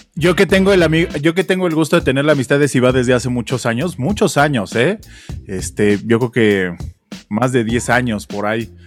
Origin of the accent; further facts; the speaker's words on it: Mexico; nosotros en México